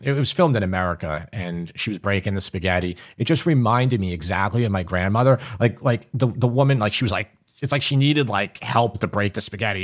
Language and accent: English; Long Island, New York, United States; I grew up in Long Island.